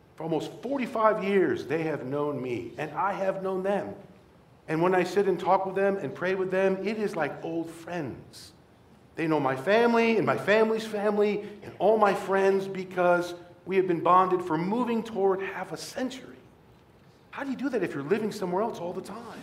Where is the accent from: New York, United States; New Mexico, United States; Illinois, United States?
Illinois, United States; Rockford; Rockford, my hometown where I grew up